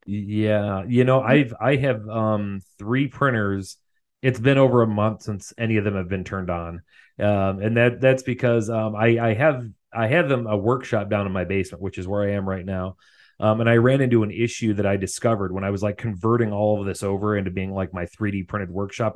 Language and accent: English; Illinois, United States; having grown up in Illinois